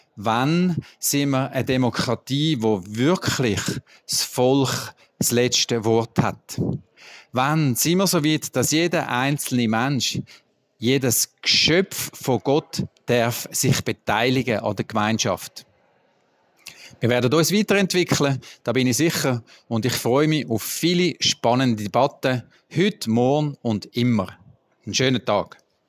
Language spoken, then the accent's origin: German; Bern, Switzerland; Bei uns in Bern